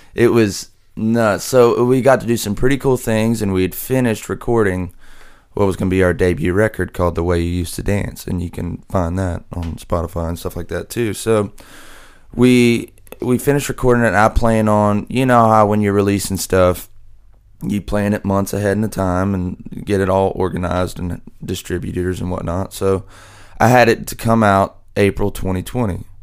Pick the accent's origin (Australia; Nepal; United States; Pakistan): United States; hometown hit by Hurricane Laura, Louisiana; moved away as an adult; now in Nashville, United States; we had two hurricanes hit my hometown back to back